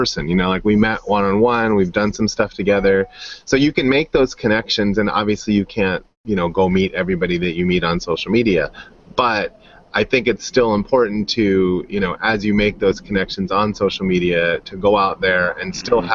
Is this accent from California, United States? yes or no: yes; Los Angeles, California, United States; moved away as an adult; now in Orange County, United States; I'd been up in the San Fernando Valley my whole time.